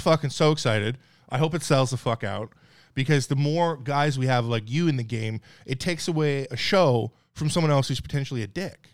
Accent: Newfoundland and Labrador, Canada; moved away; I'm from Newfoundland, Canada, like, pretty white trash

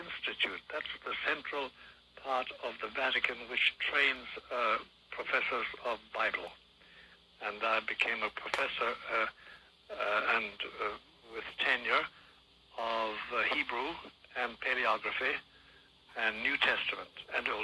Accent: Kerry, Munster, Ireland; moved away as an adult; I was born in Ireland, of course, in Kerry, in Ireland, but way back in 1921.

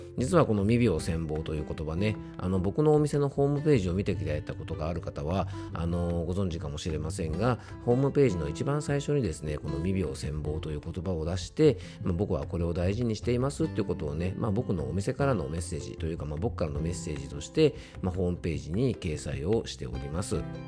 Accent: Isawa Onsen Station, Yamanashi, Japan; 僕の地元のですね、伊沢温泉駅に来ておりまして

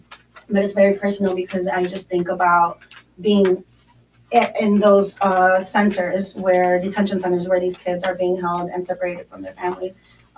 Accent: Mexico City, Mexico; born there; I'll tell them I was born in Mexico, Mexico City. They're like, oh my God, you're not from here.

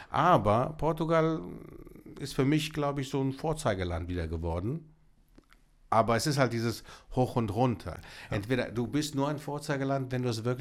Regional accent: Greece; Ich komme aus Griechenland

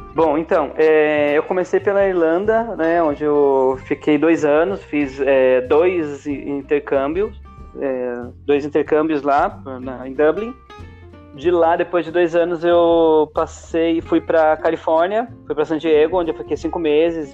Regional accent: interior of São Paulo, Brazil; moved away as an adult; eu sou do interior de São Paulo

